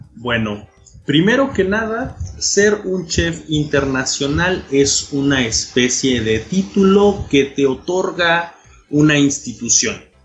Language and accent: Spanish; Oaxaca, Mexico; de Oaxaca, México